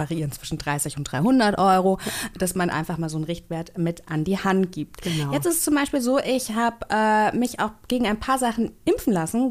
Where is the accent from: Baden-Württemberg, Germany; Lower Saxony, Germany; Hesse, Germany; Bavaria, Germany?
Hesse, Germany; Kassel; Ich komme ja aus Kassel